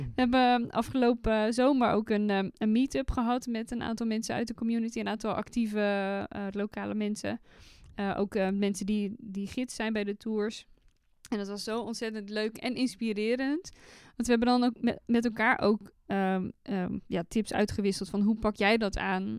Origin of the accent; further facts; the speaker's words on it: North Brabant, Netherlands; accent: West Brabant; ik ben een echte West-Brabantse. Eh, ik probeer het niet eh, eh, te, al te veel aan mijn accent te laten doorklinken. Ehm, ik ben opgegroeid in dorpjes